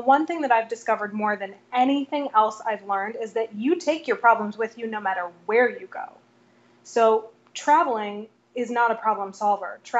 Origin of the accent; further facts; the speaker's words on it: Vermont, United States; born there; now in New York, United States; Vermont. I live in New York now.